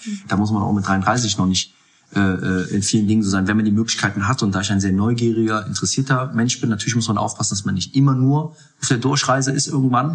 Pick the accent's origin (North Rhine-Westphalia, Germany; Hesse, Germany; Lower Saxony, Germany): North Rhine-Westphalia, Germany; Mönchengladbach; moved away as an adult; also born or lived in Munich; now in Hamburg, Germany; gebürtig aus Mönchengladbach, dort die Jugend durchlaufen